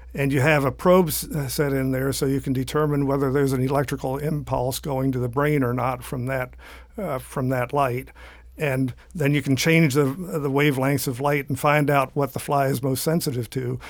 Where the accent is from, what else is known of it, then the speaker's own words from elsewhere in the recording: southeastern Pennsylvania, United States; now in Florida, United States; I started growing up in southeastern Pennsylvania